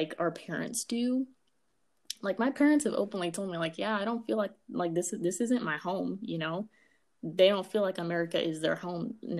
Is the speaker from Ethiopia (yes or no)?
yes; Ethiopia; now in United States; I'm from Ethiopia, you're from Ethiopia, but at the end of the day, we both Black.